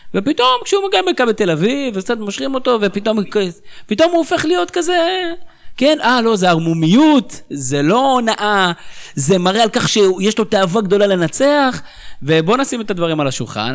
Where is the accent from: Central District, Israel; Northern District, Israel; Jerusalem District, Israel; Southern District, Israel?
Northern District, Israel; אני בכלל מהצפון